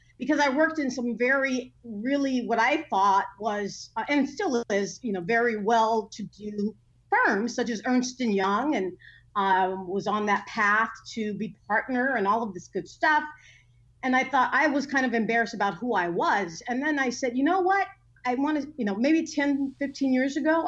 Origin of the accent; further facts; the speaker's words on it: Inglewood, California, United States; I was born and raised here in Southern California in an area called Inglewood